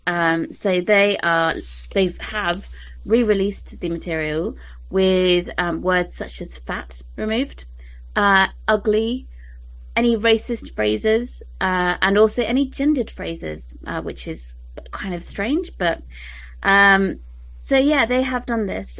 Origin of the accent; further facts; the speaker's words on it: United Kingdom; I'm British